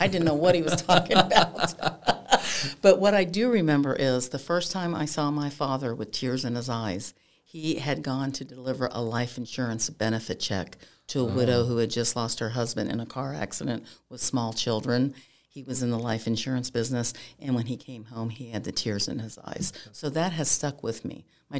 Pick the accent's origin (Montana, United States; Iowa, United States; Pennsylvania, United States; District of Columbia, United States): Pennsylvania, United States; I'm from Pennsylvania originally, and my dad had played pro football.